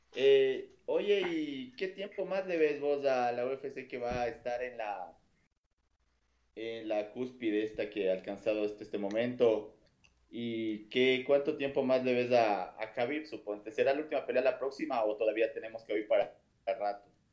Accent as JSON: {"language": "Spanish", "country": "Ecuador", "said": "somos ecuatorianos"}